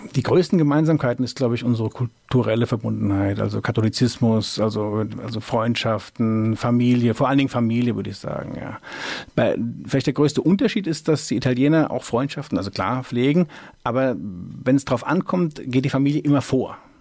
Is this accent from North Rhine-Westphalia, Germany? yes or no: no; Mainz, Rhineland-Palatinate, Germany; ich bin also direkt in der Altstadt aufgewachsen, also in der Filzbach, wie man so schön sagt. Ich bin echte Mainzer, so im Schatten des Doms